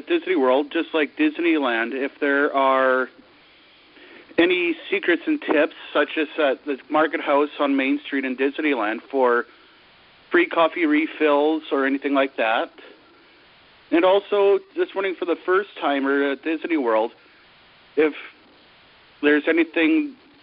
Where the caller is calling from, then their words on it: Vancouver, British Columbia, Canada; I'm calling from Vancouver, British Columbia, Canada